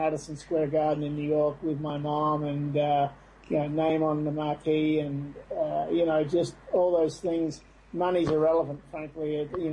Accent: Australia; moved away as an adult; now in United States

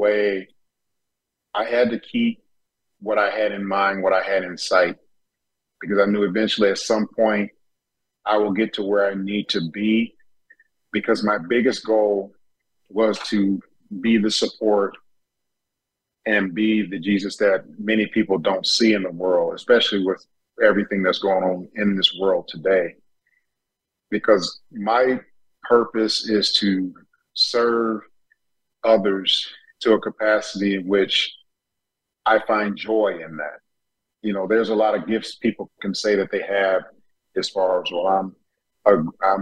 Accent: Detroit, Michigan, United States; also born or lived in Tennessee / Chicago; growing up in Detroit native

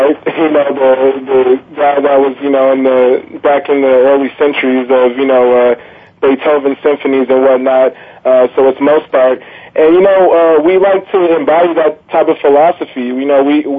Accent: Los Angeles, California, United States; moved away as an adult; also born or lived in Evanston; I'm originally from Los Angeles

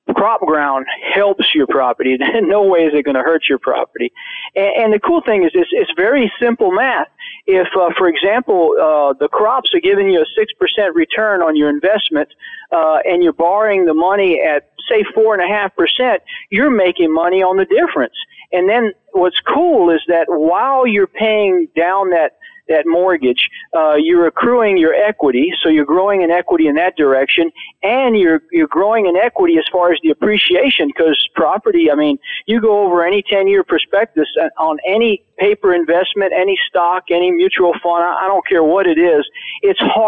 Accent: Florida, United States; I grew up in the South, in Florida

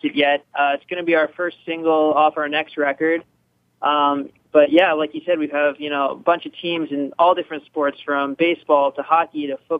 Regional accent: New York, United States; now in Los Angeles, United States; I'm from New York

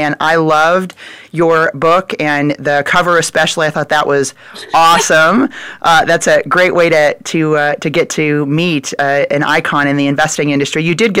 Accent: Des Moines, Iowa, United States; moved away; I am from Des Moines, Iowa.

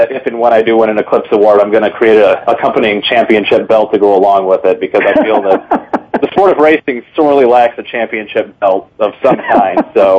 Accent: Michigan, United States; you knew that I was coming from Michigan myself

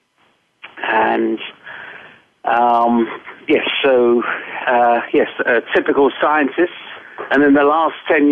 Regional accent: England, United Kingdom; also born or lived in United States; I'm English

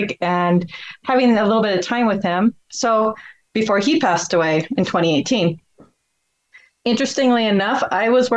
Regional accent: Vermont, United States; now in Minnesota, United States; I grew up in Vermont. I now live in Minnesota.

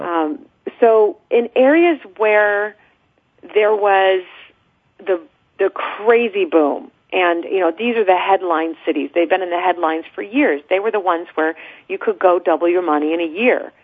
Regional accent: San Francisco Bay Area, California, United States; born or raised there; moved away as an adult; now in Los Angeles, United States

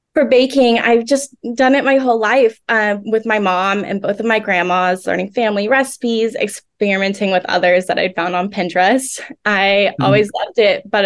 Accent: Oklahoma, United States; I was born and raised in Oklahoma

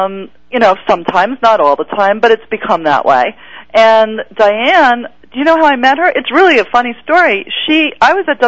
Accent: New York, United States; now in Los Angeles, United States; Well, but I am from New York

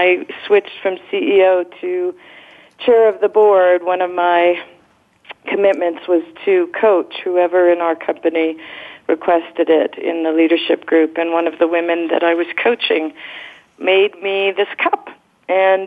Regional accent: Canada; moved away; I'm originally from Canada

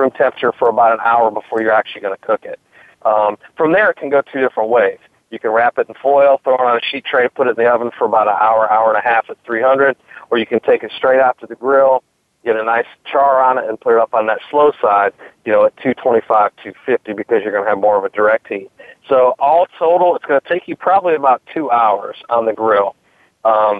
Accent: Michigan, United States; now in North Carolina, United States; I'm originally from Michigan. I've lived in North Carolina for the past, you know, 30 plus years

